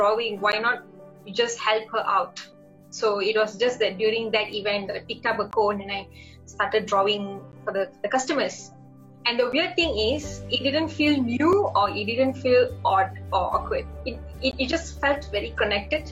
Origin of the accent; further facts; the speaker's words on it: Ipoh, Perak, Malaysia; moved away as an adult; now in Kuala Lumpur, Malaysia; my hometown is known as Ipoh, and I work in a place known as Kuala Lumpur